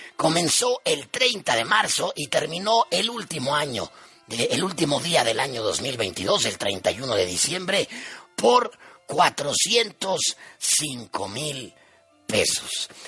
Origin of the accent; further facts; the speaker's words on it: Mexico